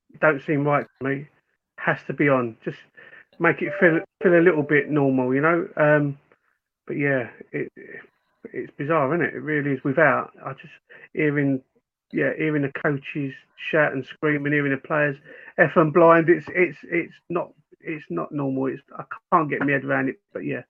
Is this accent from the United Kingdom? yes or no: yes; Forest Gate, London, United Kingdom; I think for me, I grew up in Forest Gate. My mum's side of family are all West Ham.